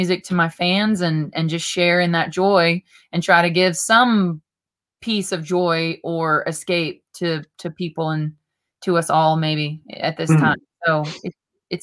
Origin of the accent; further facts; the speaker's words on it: Southeast Colorado, United States; now in Nashville, United States; right now I'm at the ranch where I grew up in Southeast Colorado. I grew up on a little farm and ranch in the middle of nowhere, really close to the Oklahoma Panhandle and really close to Kansas